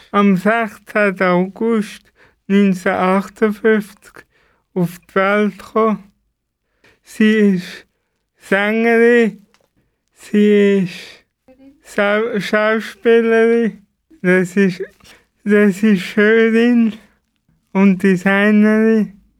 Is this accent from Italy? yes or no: yes; Italy; Und ich bin halt Italiener.